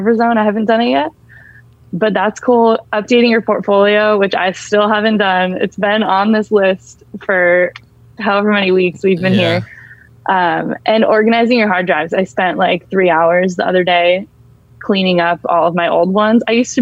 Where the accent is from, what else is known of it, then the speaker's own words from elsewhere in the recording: Bay Area, California, United States; I grew up in the Bay Area